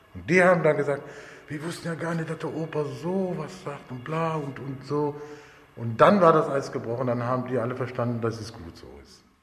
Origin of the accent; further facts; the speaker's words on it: Cologne, North Rhine-Westphalia, Germany; bin 1958 geboren in Köln auf einem Zigeunerplatz in Bickendorf